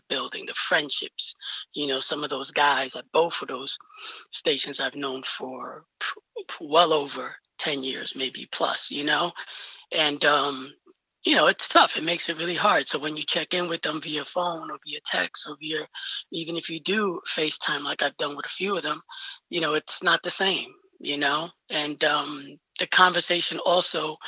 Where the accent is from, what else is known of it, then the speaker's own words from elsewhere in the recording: New York City, New York, United States; I'm from the Bronx, New York